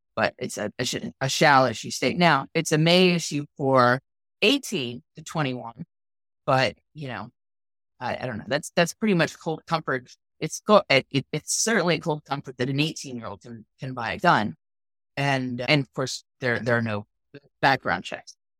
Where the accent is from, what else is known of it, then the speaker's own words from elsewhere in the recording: Pennsylvania, United States; I'm from Pennsylvania